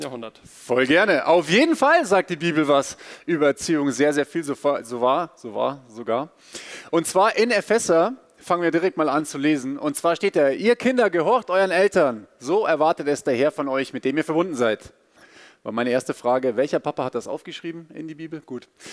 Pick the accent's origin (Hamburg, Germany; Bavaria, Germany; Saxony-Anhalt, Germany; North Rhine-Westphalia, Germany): Bavaria, Germany; ich bin in Bayern aufgewachsen und bin auch Bayer